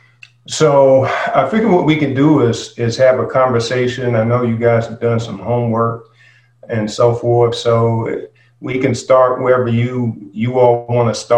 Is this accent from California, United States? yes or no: no; Durham, North Carolina, United States; moved away; I was born and raised in Durham, North Carolina